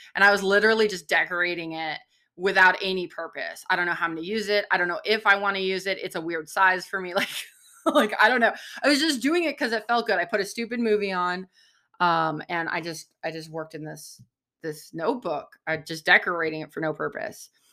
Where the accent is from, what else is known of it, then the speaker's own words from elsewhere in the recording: San Diego, California, United States; I grew up in San Diego, like, close to the ocean